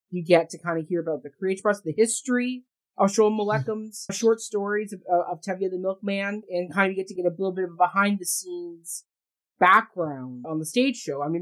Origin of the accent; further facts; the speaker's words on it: Canada; I'm Canadian, yes, but he's not Jewish.